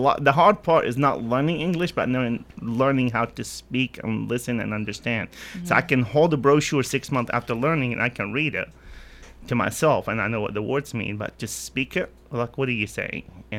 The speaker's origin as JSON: {"language": "English", "town": "Idlib", "region": "Idlib Governorate", "country": "Syria", "second_language": "English", "moved": "as an adult", "lives_now": "United States", "said": "I came from Idlib, which is north, about 10 miles from"}